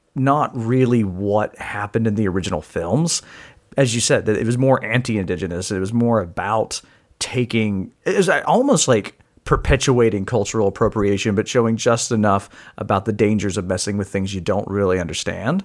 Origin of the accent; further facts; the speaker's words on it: United States; as an American